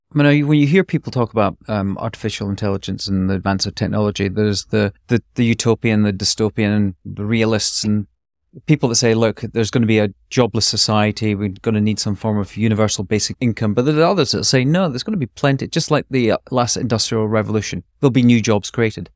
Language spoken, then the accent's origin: English; Scotland, United Kingdom; being Scottish